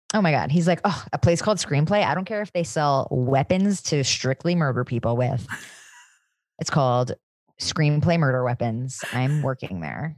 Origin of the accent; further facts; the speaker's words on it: tri-state area, United States; I'm from the tri-state area.